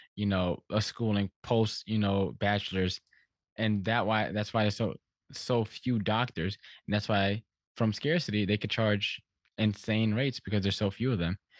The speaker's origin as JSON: {"language": "English", "town": "Stamford", "region": "Connecticut", "country": "United States", "tie": "born or raised there", "said": "I grew up here in, in Stamford, Connecticut"}